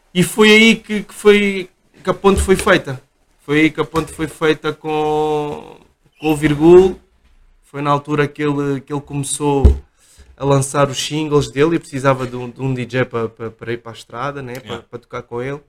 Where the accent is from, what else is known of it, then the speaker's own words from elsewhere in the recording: Portugal; eu nasci cá, os meus pais são, são moçambicanos